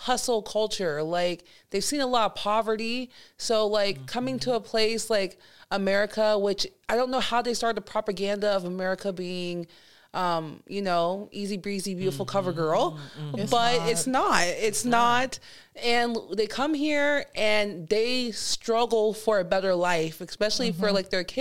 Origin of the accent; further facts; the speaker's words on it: United States; I grew up Nigerian-American in a majority white, you know, class